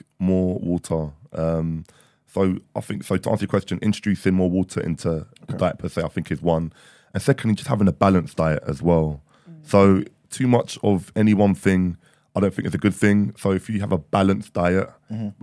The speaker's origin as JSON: {"language": "English", "region": "London", "country": "United Kingdom", "tie": "born or raised there", "said": "being born and raised here in London"}